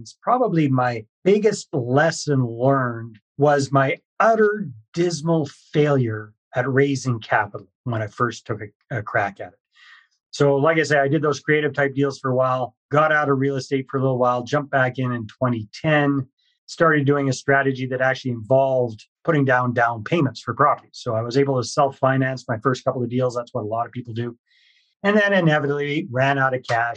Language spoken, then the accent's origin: English; British Columbia, Canada; moved away as an adult; also born or lived in Costa Rica; I'm Canadian, born and raised in British Columbia